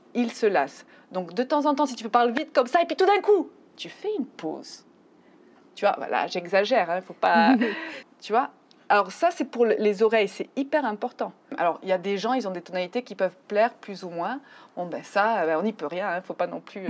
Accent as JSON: {"language": "French", "country": "France", "moved": "as an adult", "lives_now": "Mexico", "said": "Je suis française. Je vis au Mexique depuis 15 ans"}